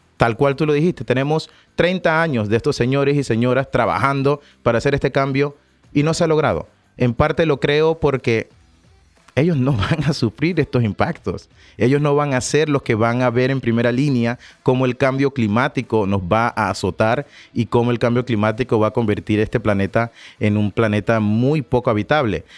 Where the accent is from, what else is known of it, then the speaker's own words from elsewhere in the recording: Panama; somos de Panamá